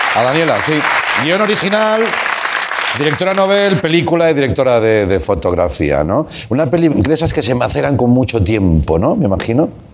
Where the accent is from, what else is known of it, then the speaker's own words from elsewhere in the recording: Tarragona, Catalonia, Spain; moved away as an adult; also born or lived in Barcelona; Yo vivía en Barcelona, fui a trabajar a Barcelona, yo soy de Tarragona